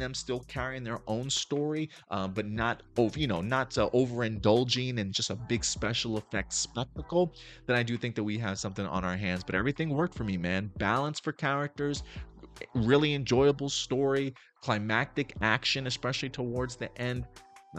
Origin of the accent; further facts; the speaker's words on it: New York City, New York, United States; I grew up in the Bronx and in Brooklyn during the 80s, during the 90s